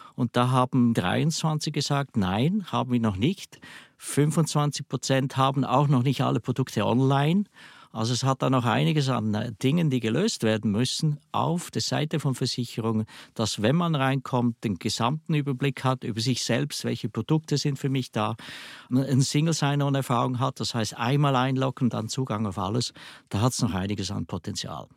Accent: Switzerland; accent: Swiss dialect; ich höre es vielleicht am Dialekt, ich komme aus der Schweiz

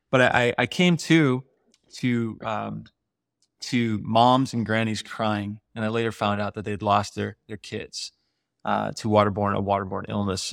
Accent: United States; when you show up in Africa as an American or someone from the West

